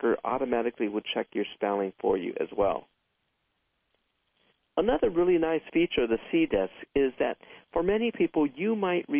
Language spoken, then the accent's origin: English; San Fernando Valley, California, United States; also born or lived in Santa Monica, California; After I was born, my family then moved to the San Fernando Valley where there was more land where we could grow more plants